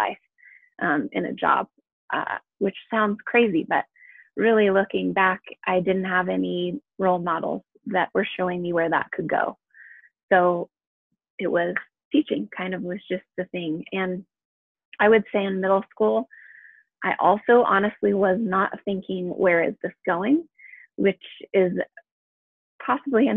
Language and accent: English; San Diego, California, United States; moved away as an adult; now in Colorado, United States; I grew up in San Diego, where the weather is pretty temperate all year round.